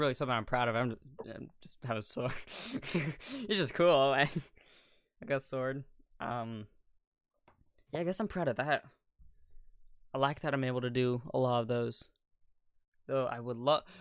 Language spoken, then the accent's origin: English; United States; I'm American